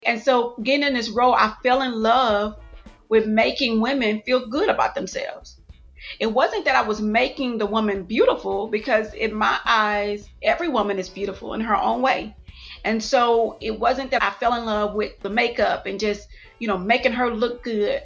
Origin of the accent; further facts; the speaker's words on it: Houston, Texas, United States; moved away as an adult; also born or lived in Atlanta, Georgia; I'm from Houston, Texas, born and raised, went to college in Atlanta